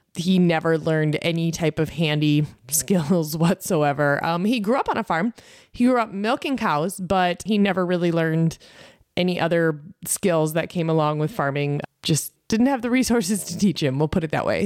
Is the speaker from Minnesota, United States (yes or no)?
yes; Lake Benton, Minnesota, United States; I grew up in Southwest Minnesota, on the corner of County Road thirteen and Highway seventy-five, North Lake Benton